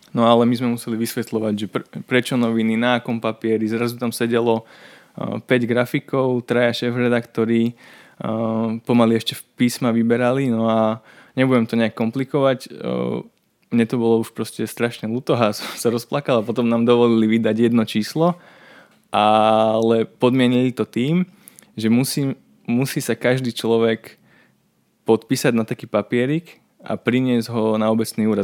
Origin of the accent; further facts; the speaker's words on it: Dolný Lopašov, Trnava Region, Slovakia; also born or lived in Piešťany; som z dediny, z dolného Lopašova